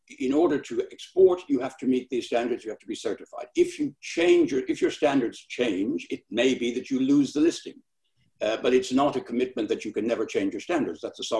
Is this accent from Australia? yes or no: no; Ireland; something broke last week which will not readily be fixed, and I say that particularly as an Irish person.